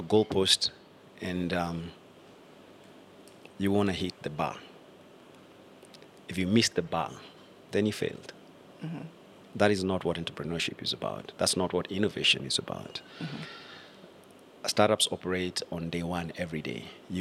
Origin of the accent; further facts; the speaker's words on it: Ongata Rongai, Kajiado County, Kenya; I grew up in Ongata Rongai